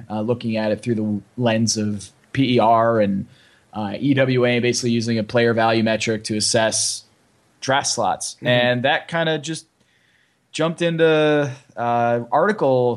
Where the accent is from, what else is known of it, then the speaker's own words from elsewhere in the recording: Connecticut, United States; moved away as an adult; now in Miami Beach, United States; I'm from Connecticut, and I grew up there.